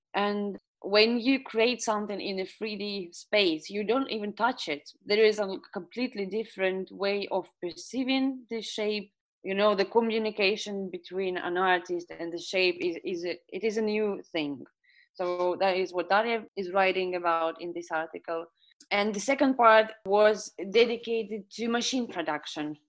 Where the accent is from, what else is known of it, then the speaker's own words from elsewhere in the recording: Estonia; I was born and raised in Estonia.